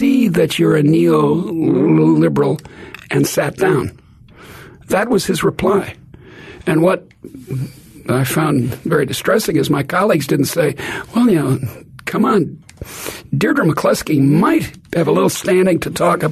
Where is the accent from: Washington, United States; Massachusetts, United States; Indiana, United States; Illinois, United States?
Illinois, United States; Chicago; I come from Chicago